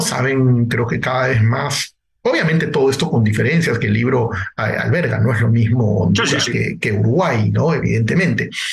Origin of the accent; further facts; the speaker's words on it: Peru; En mi país incluso, ¿no? En el Perú